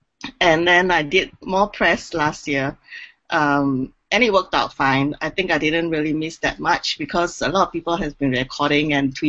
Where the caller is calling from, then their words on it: Singapore; I'm calling in from Singapore, actually